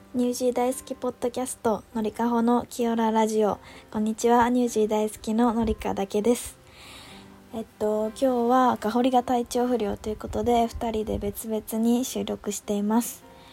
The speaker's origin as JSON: {"language": "Japanese", "region": "Yamanashi", "country": "Japan", "tie": "born or raised there", "said": "私の地元の山梨県"}